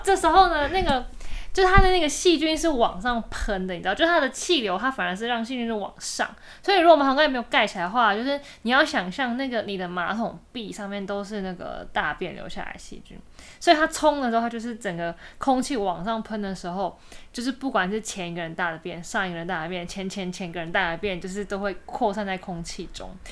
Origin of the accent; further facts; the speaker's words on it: Taiwan; 跟我们台湾人不一样